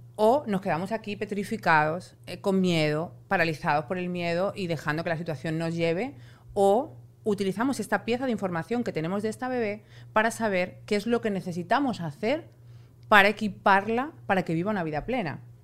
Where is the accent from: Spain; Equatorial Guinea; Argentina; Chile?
Spain; yo soy española y en España eso no existe